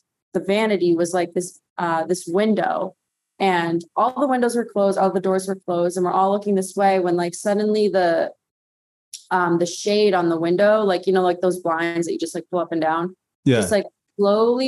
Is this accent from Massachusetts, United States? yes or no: yes; Massachusetts, United States; I grew up in Massachusetts, and my backyard was kind of like a graveyard